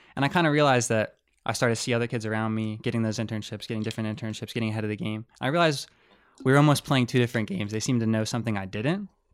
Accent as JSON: {"language": "English", "town": "Harrisburg", "region": "Pennsylvania", "country": "United States", "said": "I'm from Harrisburg, Pennsylvania, which is, like, ninety miles west."}